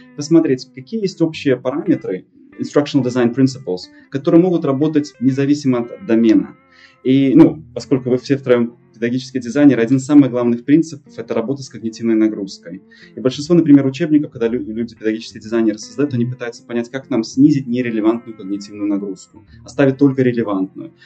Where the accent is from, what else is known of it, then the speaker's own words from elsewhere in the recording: Belarus; moved away as an adult; now in United States; Мой отец из России, но я в России был только дважды. Я из Беларуси